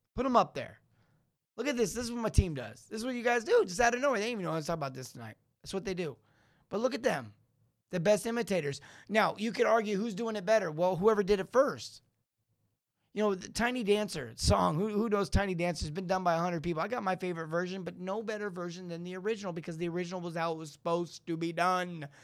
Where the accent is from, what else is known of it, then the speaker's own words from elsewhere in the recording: Los Angeles, California, United States; growing up in L